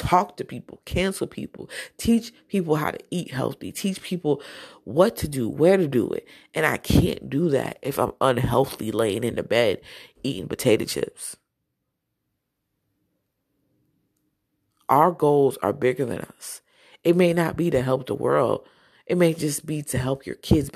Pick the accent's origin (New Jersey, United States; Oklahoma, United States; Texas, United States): New Jersey, United States; I was from Jersey